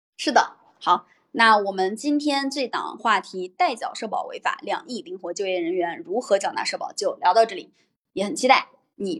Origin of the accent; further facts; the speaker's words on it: Henan, China; now in Shanghai, China; 我的老家在河南，我现在的工作所在地在上海